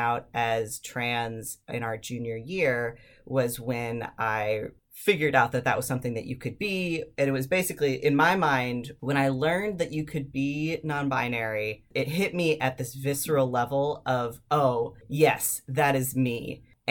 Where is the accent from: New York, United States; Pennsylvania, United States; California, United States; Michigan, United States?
Michigan, United States; Ann Arbor; I grew up in Ann Arbor, which is a pretty liberal town for Michigan